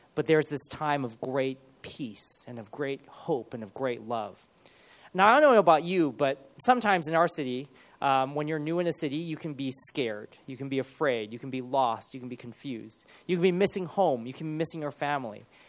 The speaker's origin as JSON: {"language": "English", "town": "Los Angeles", "region": "California", "country": "United States", "tie": "born or raised there", "also_born_or_lived": "Ohio / Loughborough / Sheffield / Cardiff", "moved": "as an adult", "lives_now": "Birmingham, United Kingdom", "said": "when I was probably about five or six, my parents moved to Los Angeles, and we moved into the city called Monterey Park"}